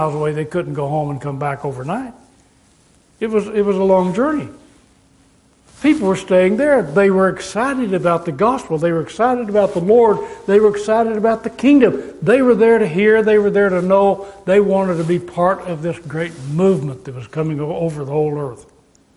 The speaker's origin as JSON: {"language": "English", "town": "Amarillo", "region": "Texas", "country": "United States", "tie": "born or raised there", "also_born_or_lived": "California", "moved": "as an adult", "said": "I grew up in Amarillo, Texas, being taken care of during the wartime by my grandmother"}